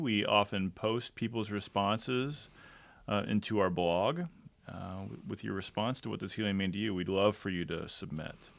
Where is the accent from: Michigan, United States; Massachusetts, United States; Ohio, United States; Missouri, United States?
Michigan, United States; Detroit; moved away; I was born in Detroit